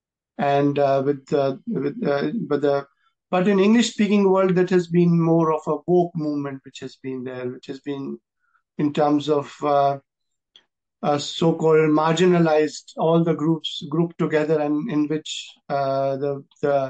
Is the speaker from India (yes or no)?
yes; India; as an Indian